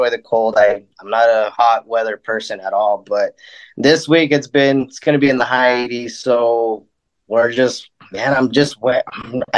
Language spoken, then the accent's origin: English; Lake Arthur, New Mexico, United States; also born or lived in Roswell, New Mexico; I was born here in Roswell, but I was raised in Lake Arthur, New Mexico, which is about 35, 40 miles south of Roswell